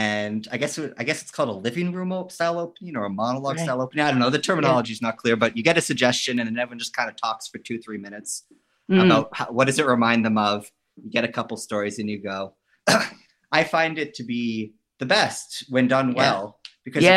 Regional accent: West Vancouver, British Columbia, Canada; also born or lived in Los Angeles; now in Berlin, Germany; I'm originally from Vancouver. In fact, West Vancouver

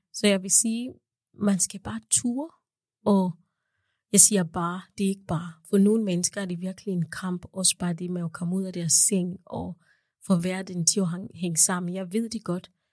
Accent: Kenya; also born or lived in Uganda; now in Denmark; da jeg var barn i Kenya

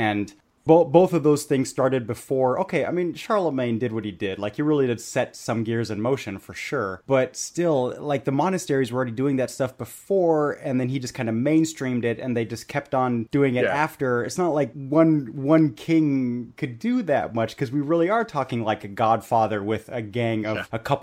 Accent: Bavaria, Germany; I grew up in Bavaria

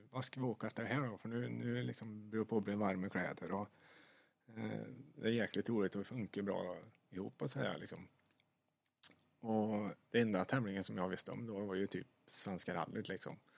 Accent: Sweden; det är ju det största man kan uppnå i stort sett som svensk eh, både chaufför och kartläsare

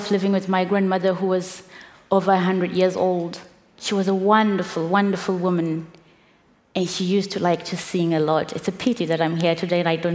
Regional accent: Zimbabwe; coming from where I come from Zimbabwe, with the background that I have of growing up in Zimbabwe

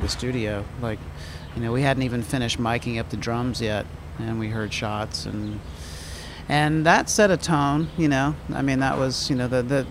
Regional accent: Mississippi, United States; moved away; also born or lived in New Orleans; I'm from Mississippi

